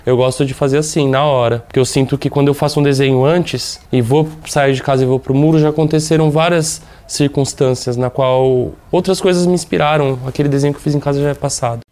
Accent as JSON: {"language": "Portuguese", "region": "São Paulo", "country": "Brazil", "said": "São Paulo, né? principalmente de onde, eu, de onde eu venho, de onde eu moro"}